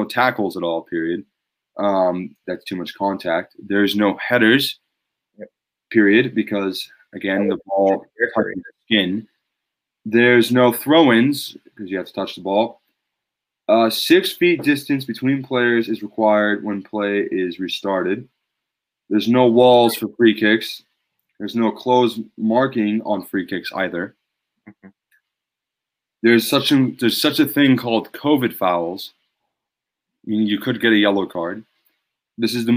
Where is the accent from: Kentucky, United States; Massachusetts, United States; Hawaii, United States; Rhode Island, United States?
Massachusetts, United States; This is where we're from. We're from Massachusetts